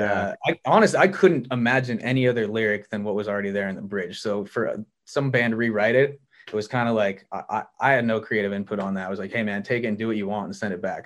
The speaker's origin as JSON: {"language": "English", "region": "Montana", "country": "United States", "tie": "born or raised there", "moved": "as an adult", "lives_now": "Los Angeles, United States", "said": "I was born and raised in Montana"}